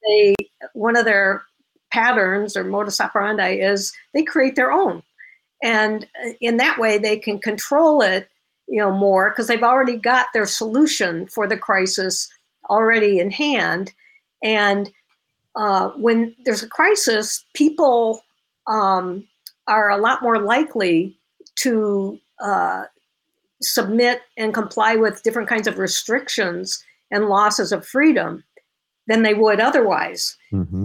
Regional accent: Illinois, United States; I was born and raised in Illinois.

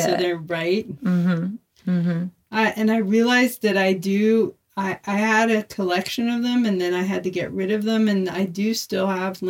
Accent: United States; I'm from Washington.

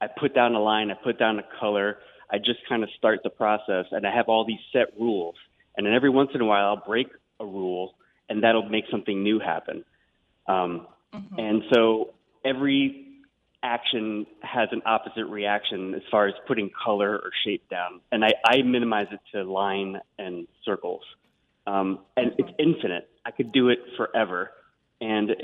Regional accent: New York City, New York, United States; I grew up in Queens in New York

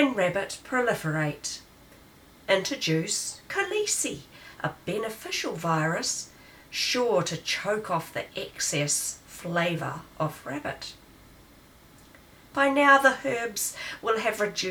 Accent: South Island, Canterbury, New Zealand; I come from the South Island of Aotearoa, New Zealand. I was born in a township that is known as the Gateway to the Mackenzie Country

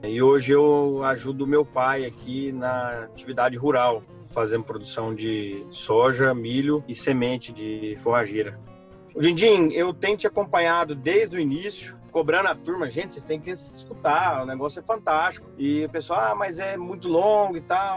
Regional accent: Rio Verde, Goiás, Brazil; moved away as an adult; also born or lived in Mato Grosso / Piracicaba; sou daqui de Rio Verde, das Abóbora, Goiás

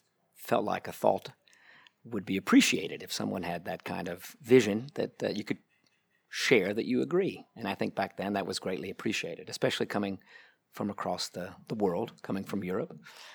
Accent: United States; moved away as an adult; now in Munich, Germany; As you probably hear, I'm an American. I ended up here in Munich, started falling in love with cars back in 2000.

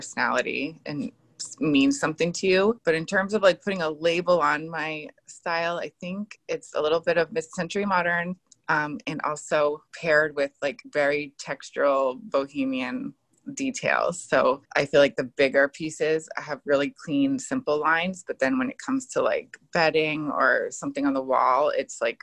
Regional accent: East Coast, United States; now in San Diego, United States; I'm originally from the East Coast, but have been in San Diego for the last 15 years.

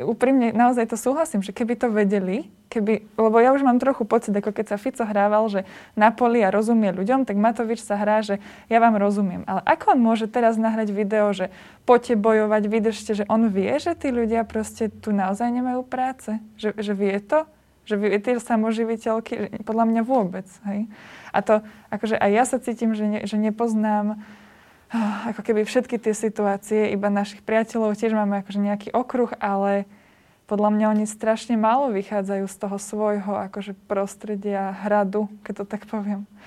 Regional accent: Liptov, Žilina Region, Slovakia; my sme z Liptova

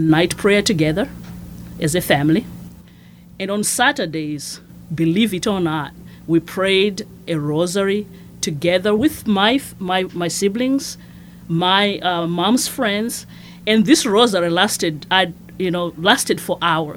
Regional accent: Masvingo, Zimbabwe; moved away as an adult; also born or lived in Shreveport, Louisiana; now in Lafayette, United States; I was born and raised in Zimbabwe

